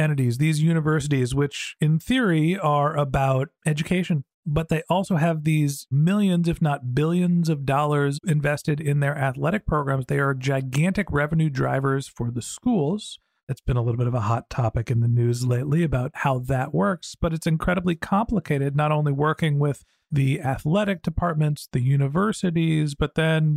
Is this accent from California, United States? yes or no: yes; Bay Area, California, United States; also born or lived in Boston; I grew up in the Bay Area